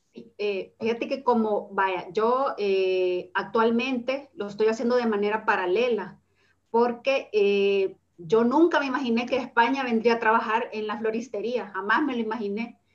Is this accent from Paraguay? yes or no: no; El Salvador; moved away as an adult; now in Spain